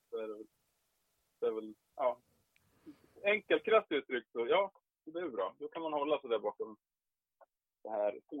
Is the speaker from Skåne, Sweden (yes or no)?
no; Hälsingland, Gävleborg County, Sweden; Jag är ju från Hälsingland